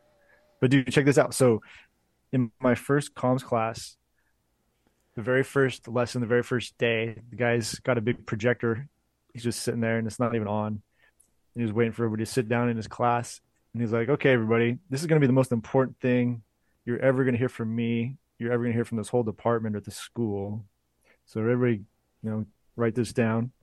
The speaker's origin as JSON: {"language": "English", "town": "Orangevale", "region": "California", "country": "United States", "tie": "born or raised there", "said": "I grew up in Orangevale"}